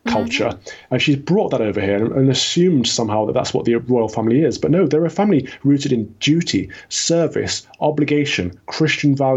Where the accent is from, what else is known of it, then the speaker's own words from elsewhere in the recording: United Kingdom; we're British first and foremost